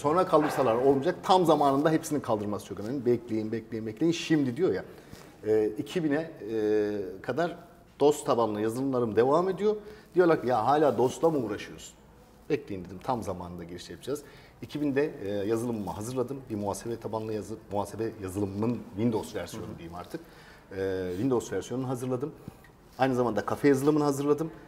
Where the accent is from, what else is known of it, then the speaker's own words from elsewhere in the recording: Seydişehir, Konya, Turkey; Ee, ben Seydişehir Konya doğumluyum